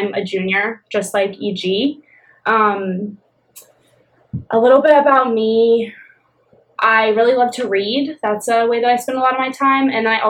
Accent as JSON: {"language": "English", "town": "Raleigh", "region": "North Carolina", "country": "United States", "tie": "born or raised there", "said": "I grew up right here in Raleigh, North Carolina."}